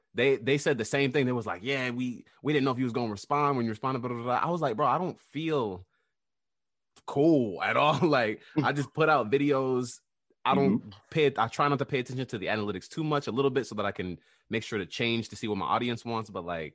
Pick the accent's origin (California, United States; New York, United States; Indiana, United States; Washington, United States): New York, United States; New York City; I was born in Queens, New York